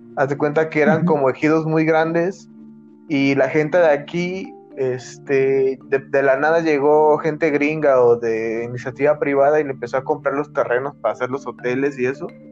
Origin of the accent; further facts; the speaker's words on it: Acapulco, Guerrero, Mexico; accent: tono de Acapulco de la costa; Somos más el centro de Acapulco, güey, por donde vivimos.